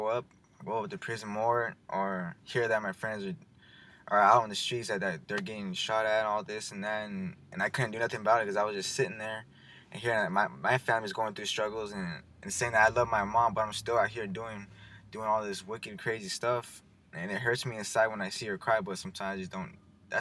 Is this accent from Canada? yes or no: no; Madera, California, United States; also born or lived in Colorado; I came in about fourth grade, moved